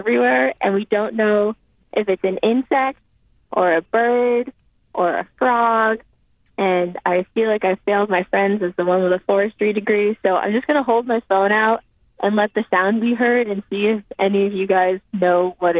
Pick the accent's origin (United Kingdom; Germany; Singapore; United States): United States; New England; I'm calling from the Appalachian Trail, and we are all New Englanders, but we've come down here in the South, and we've made it to Virginia